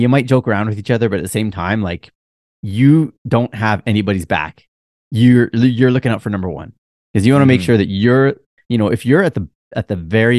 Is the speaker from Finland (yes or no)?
no; Canada; accent: Canadian; now in Japan; my Canadian accent